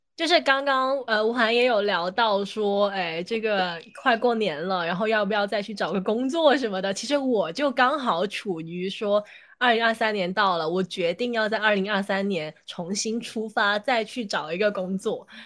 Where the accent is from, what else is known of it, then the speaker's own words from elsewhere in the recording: Guangdong, China; 就是我念大学也在广东，然后成长也在广东的一个人，我决定要踏出广东省北上